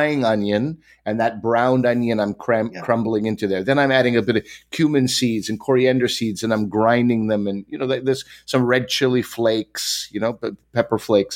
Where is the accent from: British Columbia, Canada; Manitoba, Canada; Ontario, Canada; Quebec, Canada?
Quebec, Canada; Growing up in Quebec